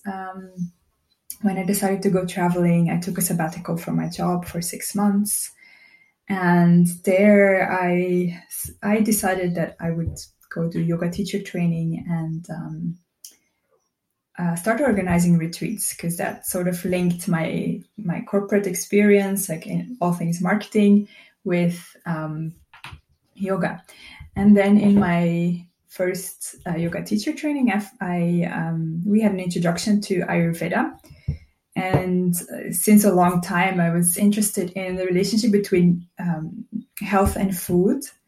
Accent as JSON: {"language": "English", "country": "Belgium", "moved": "as an adult", "lives_now": "Portugal", "said": "I'm originally from Belgium and I moved to Portugal about three years ago"}